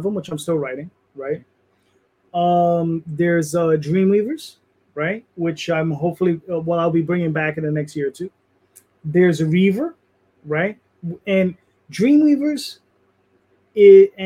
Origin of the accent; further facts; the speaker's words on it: New York, United States; I'm Hispanic, you're Hispanic, we're Puerto Rican, we're from New York